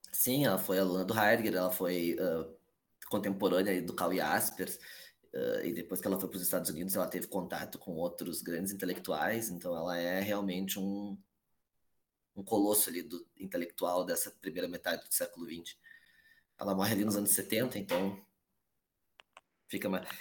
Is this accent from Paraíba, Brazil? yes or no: no; Porto Alegre, Rio Grande do Sul, Brazil; Eu sou aqui de Porto Alegre, Rio Grande do Sul